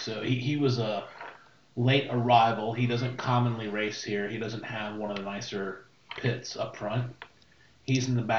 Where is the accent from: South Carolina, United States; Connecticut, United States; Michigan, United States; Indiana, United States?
Connecticut, United States; I did. I'm from Connecticut.